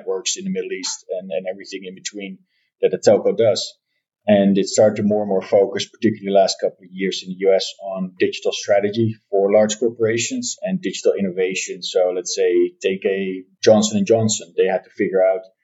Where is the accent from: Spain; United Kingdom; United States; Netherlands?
Netherlands; I'm born and raised in the Netherlands